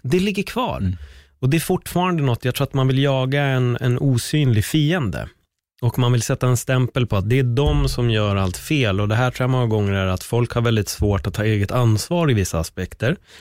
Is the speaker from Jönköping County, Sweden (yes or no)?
no; Stockholm County, Sweden; där jag är uppväxt på Örnbacken